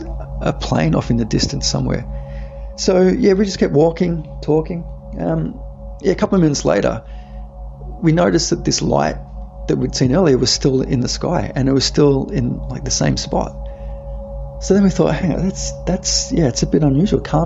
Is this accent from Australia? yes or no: yes; Australia; I'm from Australia